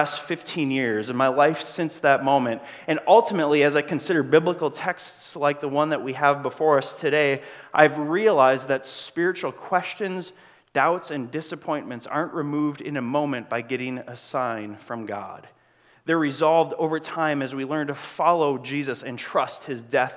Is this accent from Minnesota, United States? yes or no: yes; Grand Marais, Minnesota, United States; moved away as an adult; I'm from Grand Marais, Minnesota